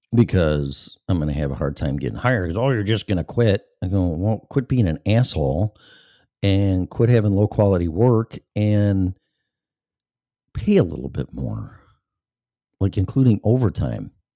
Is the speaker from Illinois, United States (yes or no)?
yes; Chicago, Illinois, United States; moved away as an adult; now in Florida, United States; I'm from Chicago, and I grew up with Chicago radio. And, uh, ever since I was a little kid. And teenage, and twenties, and thirties, and forties, and then I left the age of fifty-two.